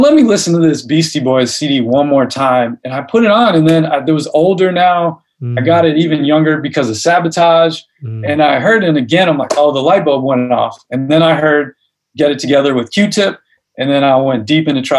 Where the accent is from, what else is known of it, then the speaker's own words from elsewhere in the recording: Chicago, Illinois, United States; The part of Chicago I'm from is called Hyde Park, which is on the south side